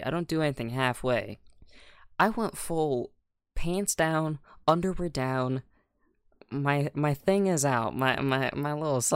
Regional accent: United States; I'm American

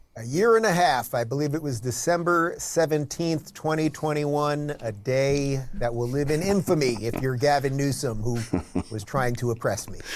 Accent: New York City metropolitan area suburbs, United States; moved away as an adult; also born or lived in Manhattan, New York City / Los Angeles, California; now in Miami, United States; I was born in New York, so the only, I've lived in three places in my life. Uh, basically, New York City metropolitan area suburbs, and then about 20 years in New York City itself, Manhattan

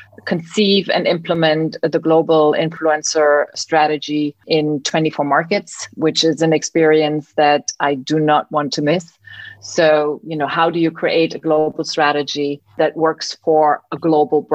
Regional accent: East Germany, Germany; moved away as an adult; also born or lived in New York, United States; now in Berlin, Germany; I am born and bred in Germany, not just in Germany. I grew up behind the Iron Curtain, so I spent part of my youth in East Germany

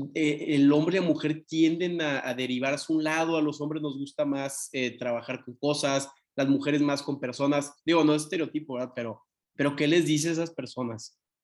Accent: Tampico, Tamaulipas, Mexico; yo soy de Tampico

